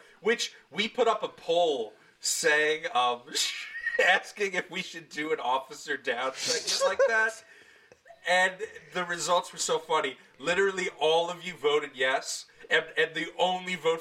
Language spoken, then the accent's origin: English; Long Island, New York, United States; I grew up on Long Island